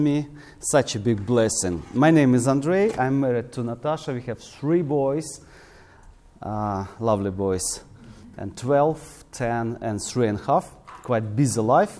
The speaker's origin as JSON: {"language": "English", "town": "Krasnyi Luch", "region": "Luhansk Oblast", "country": "Ukraine", "tie": "born or raised there", "said": "this is my hometown there, Krasnoluch."}